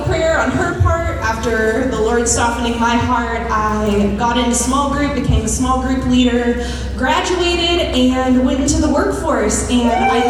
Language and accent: English; Houston, Texas, United States; So I came to Sam Houston from Houston. Westheimer, Gessner, West Chase.